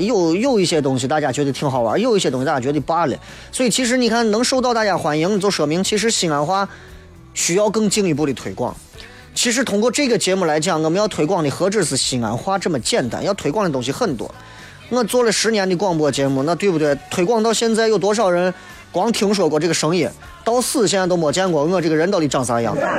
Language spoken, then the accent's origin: Chinese; Xi'an, Shaanxi, China; accent: Xi'an dialect; 我在坚持不懈地想要通过我的，我自己的渠道去推广，扬弃的西安话或者是陕西方言